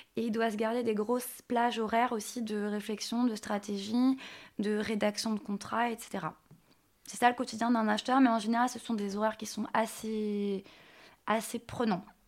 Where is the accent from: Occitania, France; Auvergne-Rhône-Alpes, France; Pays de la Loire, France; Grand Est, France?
Pays de la Loire, France; Nantes; je viens de Nantes